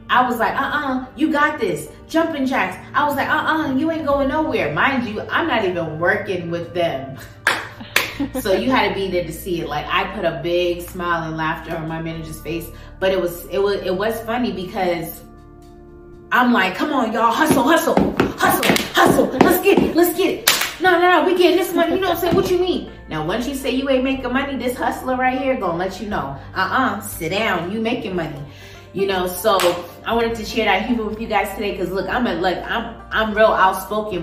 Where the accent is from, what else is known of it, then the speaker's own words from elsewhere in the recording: Boston, Massachusetts, United States; now in Las Vegas, United States; I'm from the East Coast.